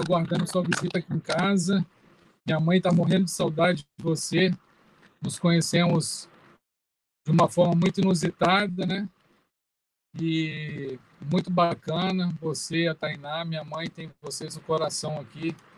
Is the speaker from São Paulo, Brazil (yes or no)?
yes; São Paulo, Brazil; now in Espírito Santo, Brazil; Eu, eu vim de São Paulo de uma comunidade, então, assim, eu fui nascido e criado